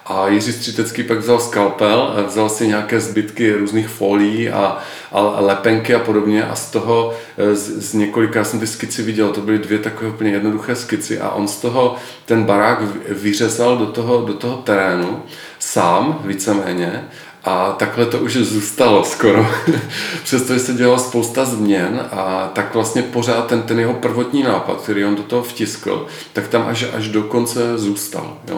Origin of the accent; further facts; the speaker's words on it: Ostrava, Moravian-Silesian Region, Czechia; Opravdu, já jsem v ty první měsíce, kdy jsme se vrátili do Ostravy, my jsme měli eh, malou dcerku, dvouměsíční a tak nějak jako logicky to eh, jako vykrystalizovalo, že se i vrátíme zpět do rodného města za svými rodiči